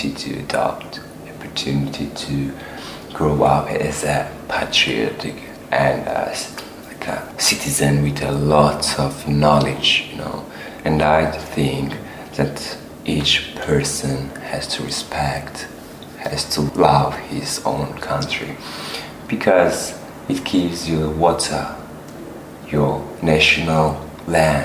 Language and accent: English; Batumi, Adjara, Georgia; English is a second language; moved away as an adult; now in Hungary; My hometown is Batumi